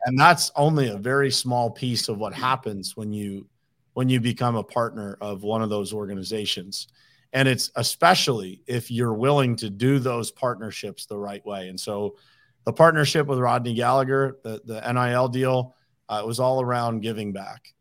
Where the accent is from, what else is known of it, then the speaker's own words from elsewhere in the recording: Uniontown, Pennsylvania, United States; moved away as an adult; also born or lived in Pittsburgh / South Florida; born and raised in Uniontown, Pennsylvania, which is a small little city in, uh, southwestern Pennsylvania